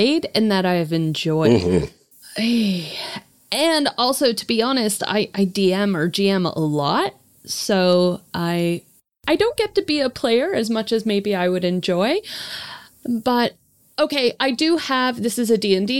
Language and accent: English; Canada; I'm Canadian.